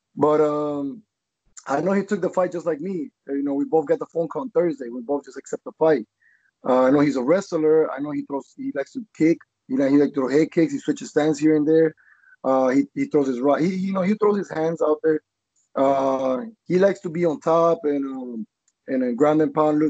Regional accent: Colombia; now in Florida, United States; I'm from Colombia.

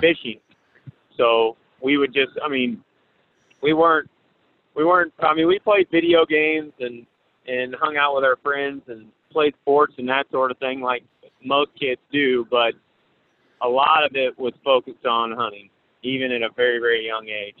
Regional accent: Paris, Missouri, United States; I'm from Paris, Missouri. It's a little town, about a thousand people in it, in northeast Missouri. And I basically just grew up around hunting nonstop

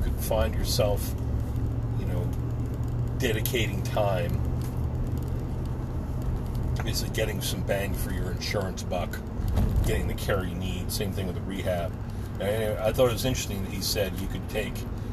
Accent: New Jersey, United States; now in Pennsylvania, United States; One of my brothers I grew up with in New Jersey

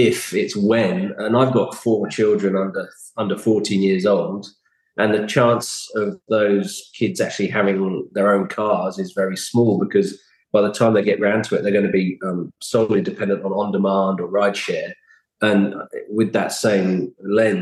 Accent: London, United Kingdom; moved away as an adult; also born or lived in Redcliffe, Australia; now in Gold Coast, Australia; being a Londoner by blood

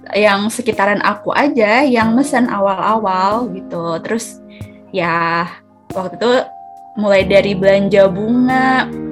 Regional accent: Blora, Central Java, Indonesia; moved away; also born or lived in Malang / Semarang; aku asalnya dari Blora Jawa Tengah

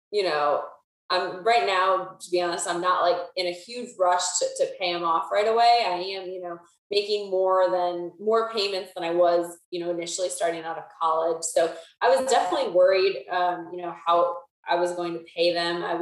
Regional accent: Pennsylvania, United States; moved away as an adult; now in Charlotte, United States; I'm from Pennsylvania. I was born and raised and went to college with Alex at Bloomsburg University of Pennsylvania. Um, and then after graduation, I moved down to Charlotte, North Carolina, where I'm still at. Um, so I've been here five and a half years.

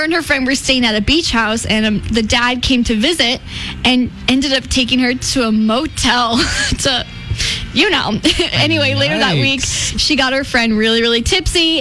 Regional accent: Jacksonville, United States; moved away; I'm from Jacksonville

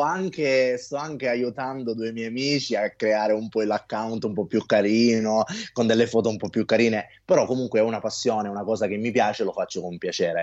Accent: Sicily, Italy; da buon siciliano

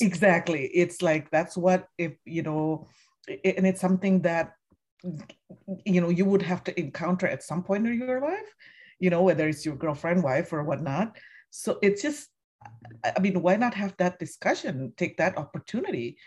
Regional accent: Indonesia; now in United States; I'm from Indonesia originally and I've been living here you know, over almost three decades now in the U S

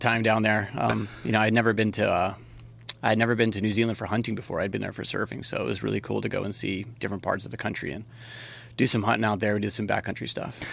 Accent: Hawaii, United States; I was born and raised in Hawaii. That's, that's where I grew up surfing.

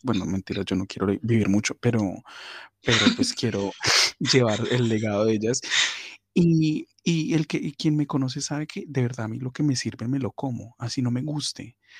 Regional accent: Cali, Valle del Cauca, Colombia; yo pues soy caleño y amo el cholado como, buen caleño

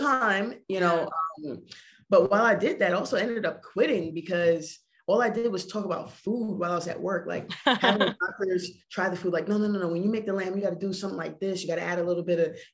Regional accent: Barbados; moved away; growing up in Barbados for me, you know, food was fresh

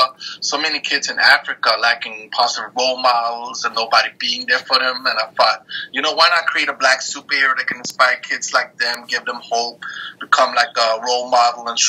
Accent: Norway; also born or lived in Denmark / Eritrea; I was born in Denmark, raised in Norway. My roots are from Eritrea.

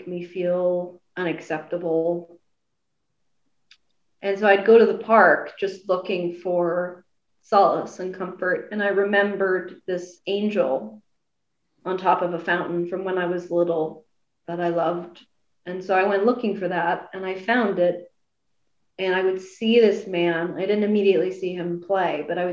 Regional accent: Nashville, Tennessee, United States; now in New York, United States; I moved to New York because I was born in New York, but then I moved to Nashville when I was 5

